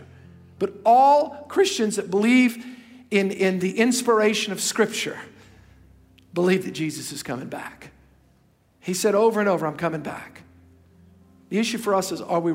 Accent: United States; as an American

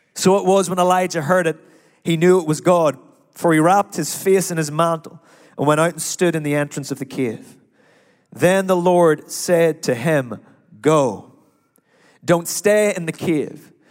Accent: Ireland; now in United States; I am Irish

